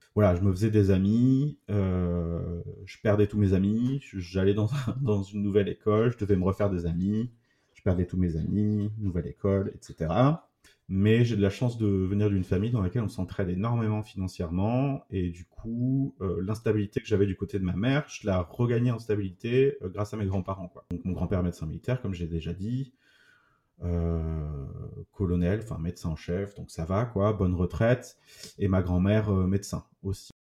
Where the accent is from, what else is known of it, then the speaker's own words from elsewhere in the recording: Toulouse, Occitania, France; je suis né à Toulouse euh, en 87